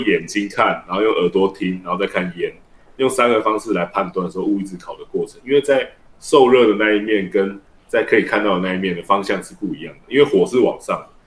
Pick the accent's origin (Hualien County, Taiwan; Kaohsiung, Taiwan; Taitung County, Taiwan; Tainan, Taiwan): Tainan, Taiwan; 就像我们现在从小长大，我在店里面长大